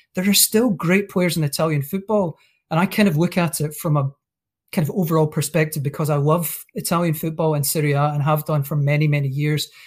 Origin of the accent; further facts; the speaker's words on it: Scotland, United Kingdom; as a Scot